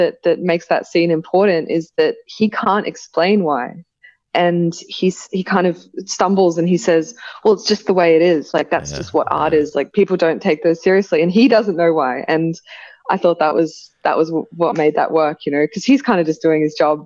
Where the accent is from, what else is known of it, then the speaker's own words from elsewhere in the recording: Brisbane, Queensland, Australia; now in Sydney, Australia; I just sort of got into graffiti and street art through friends growing up in Brisbane.